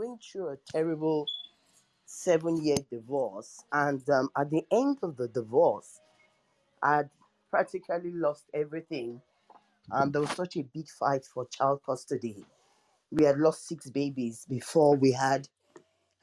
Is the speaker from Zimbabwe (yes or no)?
no; Nigeria; I'm African, I'm Nigerian